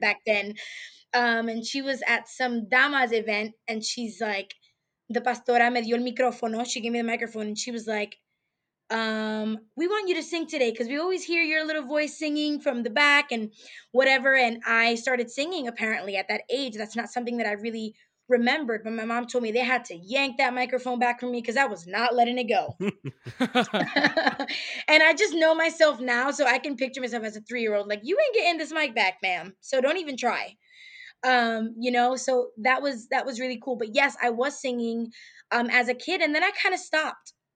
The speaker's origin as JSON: {"language": "English", "town": "New York City", "region": "New York", "country": "United States", "tie": "born or raised there", "moved": "as an adult", "lives_now": "Houston, United States", "said": "living in Houston, Texas, from New York, Bronx, New York"}